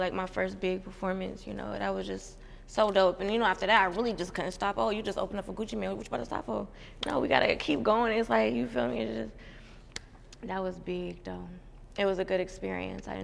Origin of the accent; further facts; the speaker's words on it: Youngstown, Ohio, United States; I'm from Youngstown, Ohio